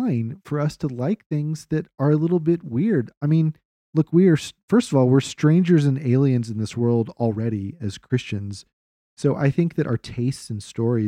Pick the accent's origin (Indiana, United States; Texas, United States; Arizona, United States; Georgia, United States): Texas, United States; Austin; I grew up in Austin